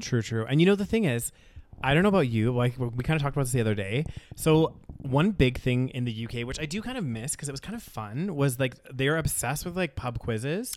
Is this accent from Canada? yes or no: yes; Canada; moved away as an adult; also born or lived in United Kingdom; it might not have been something I grew up with in Canada